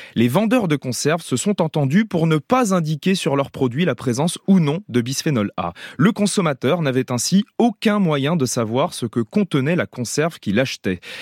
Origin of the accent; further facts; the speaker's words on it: France; chez nous en France